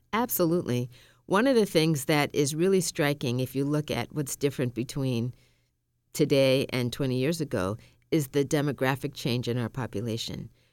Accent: Massachusetts, United States; born or raised there; also born or lived in Tallahassee, Florida

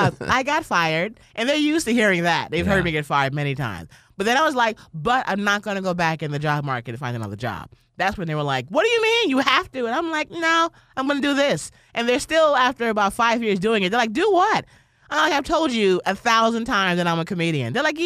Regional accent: New York, United States; I'm from New York originally.

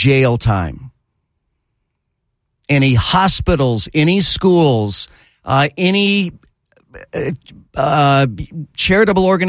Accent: Texas, United States; moved away; I grew up in Texas

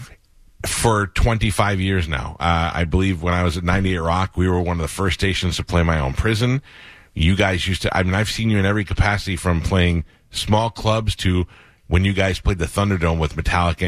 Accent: New York, United States; I grew up in New York

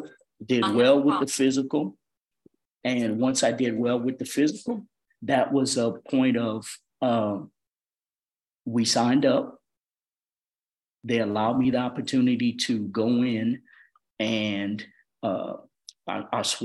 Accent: Opelousas, Louisiana, United States; moved away as an adult; now in Georgia, United States; my hometown, Opelousas, Louisiana

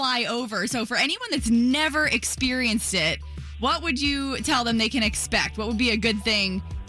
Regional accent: Florida, United States; growing up in Florida

